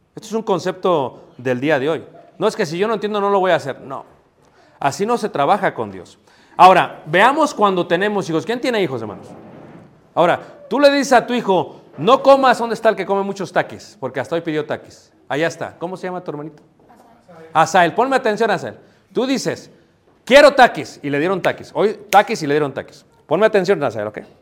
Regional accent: Mexico City, Mexico; now in Michoacán, Mexico; cuando yo crecí en Ciudad de México

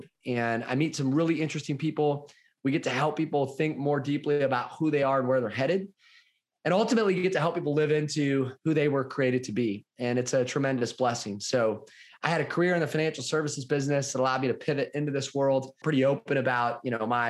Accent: Kalona, Iowa, United States; I grew up in Southeast Iowa in a little town called Kelowna.

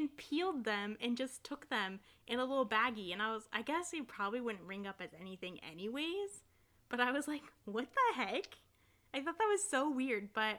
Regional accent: Ohio, United States; I grew up in America, Ohio specifically

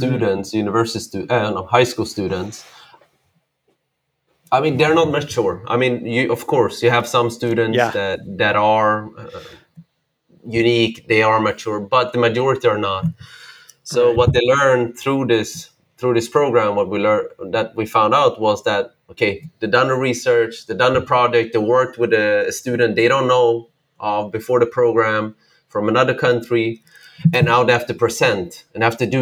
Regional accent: Sweden; moved away; I grew up in Sweden, north of Europe, where there are not a lot of immigrants, not like in the US

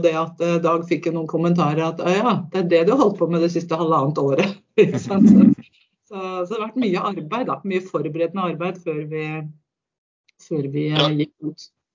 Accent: Fetsund, Akershus, Norway; also born or lived in Lillestrøm

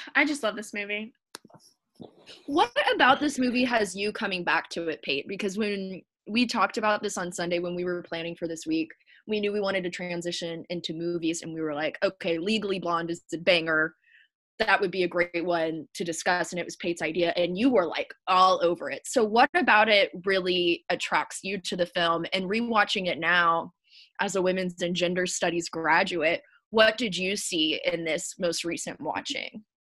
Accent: the South, United States; growing up in the South in a very patriarchal culture.

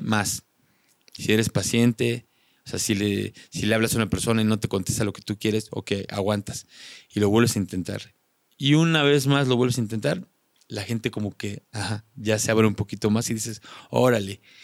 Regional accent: Mexico; moved away; also born or lived in Slovakia

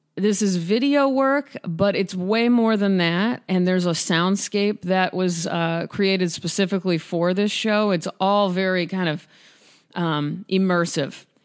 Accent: Omaha, Nebraska, United States; now in Los Angeles, United States; being from Nebraska. I'm from Omaha

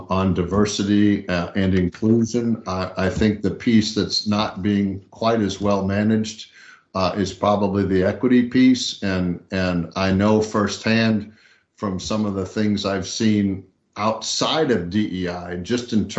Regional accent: Southern California, United States; I grew up in Southern California

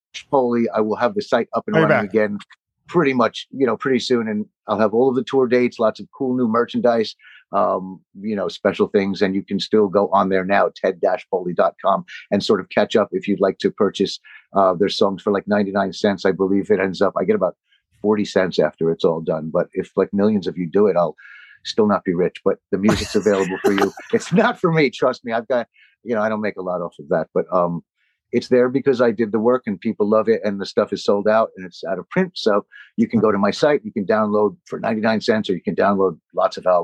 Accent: New Jersey, United States; moved away; I was from New Jersey

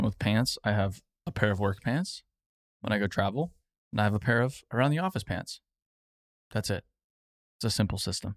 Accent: Phoenix, Arizona, United States; I grew up in Phoenix

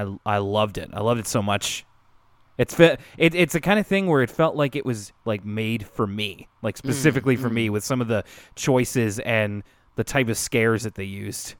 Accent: Detroit, Michigan, United States; I'm from Detroit, Michigan, and there's kind of an extra Arthur Canadian connection.

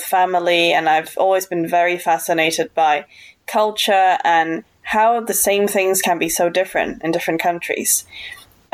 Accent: Hong Kong; moved away as an adult; now in London, United Kingdom; I grew up in Hong Kong

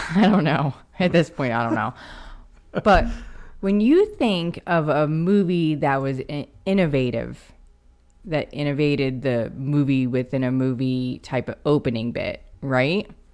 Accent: Franklin, Pennsylvania, United States; where I grew up where my grandmother's house was

